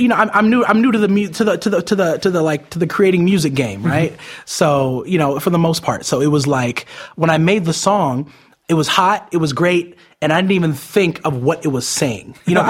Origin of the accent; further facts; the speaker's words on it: Las Vegas, Nevada, United States; born there; also born or lived in Utah / Arizona / New York / California; I've moved around a lot my whole entire life. I was born in Las Vegas, moved to Utah, then Arizona, New York